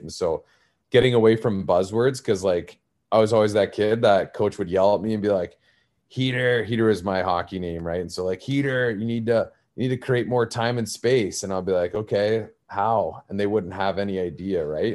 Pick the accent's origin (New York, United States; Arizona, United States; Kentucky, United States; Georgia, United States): Arizona, United States; I'm originally from Arizona, uh, very non-traditional hockey market, and I grew up as that kid